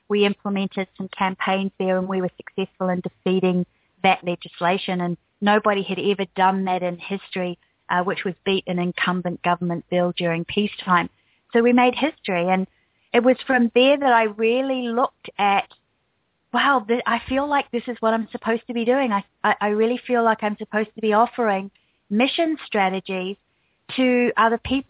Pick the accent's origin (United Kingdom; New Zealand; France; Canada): New Zealand; moved away as an adult; also born or lived in United States; now in Australia; I'm actually from New Zealand, even though now I live in Australia